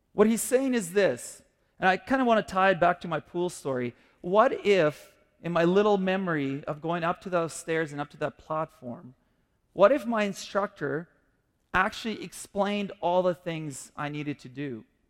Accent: Kyiv, Ukraine; now in Canada; I grew up in the Soviet Union before I came to Canada

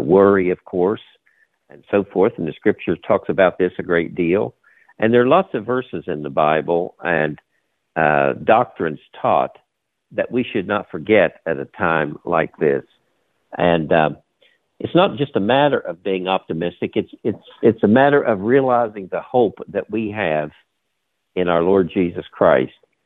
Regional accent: Charleston, West Virginia, United States; moved away as an adult; also born or lived in Raynell, West Virginia / Hudson Valley, New York; I was born in a place called Raynell, which is in the sticks. But I grew up in Charleston

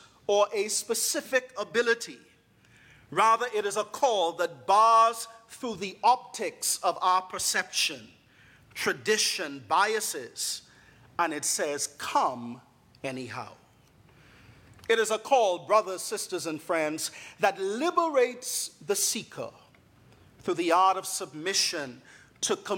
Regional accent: Bahamas; moved away; I am from the beautiful island nation of the Bahamas.

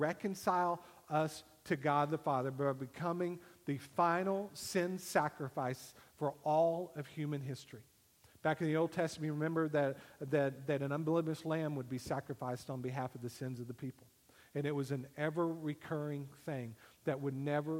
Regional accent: United States; I am a citizen of the United States of America

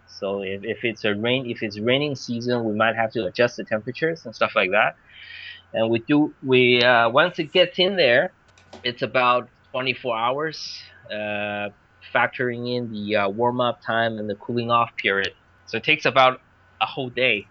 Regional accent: Vancouver, British Columbia, Canada; moved away as an adult; also born or lived in Beijing, China; now in China; I grew up in Vancouver, actually, Vancouver, Canada.

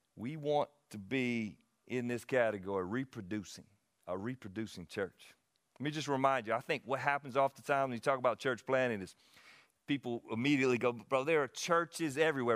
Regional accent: Anderson, United States; I'm from Anderson.

